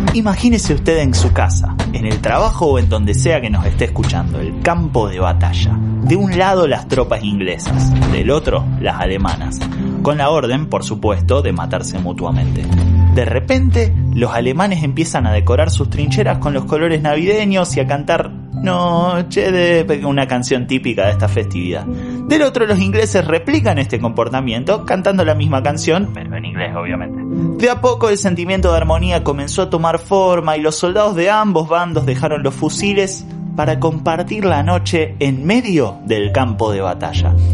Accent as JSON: {"language": "Spanish", "country": "Argentina", "said": "lo que en Argentina llamamos clásico"}